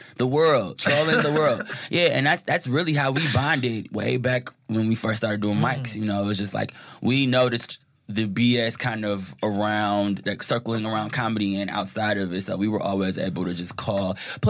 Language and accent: English; Detroit, Michigan, United States; Because I'm from Detroit. And I have this accent, which people think are from the South, you know?